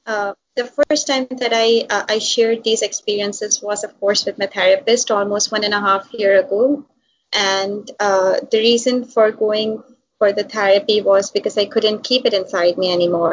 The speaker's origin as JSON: {"language": "English", "town": "Hyderabad", "region": "Sindh", "country": "Pakistan", "tie": "born or raised there", "moved": "as an adult", "lives_now": "Karachi, Pakistan", "said": "I'm from Hyderabad, and then we moved to the cosmopolitan city of Karachi"}